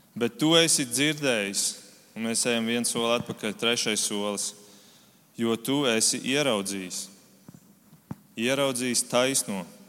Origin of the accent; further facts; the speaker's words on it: Germany; now in Latvia; Tad, kad es vēl dzīvoju Vācijā, es esmu uzaugusi Vācijā